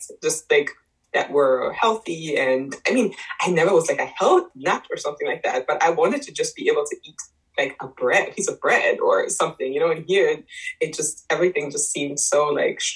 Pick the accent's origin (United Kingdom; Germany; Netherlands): Germany; moved away as an adult; now in United States; I was born in Germany raised there. I went to school there. I moved to the U.S. when I was 20.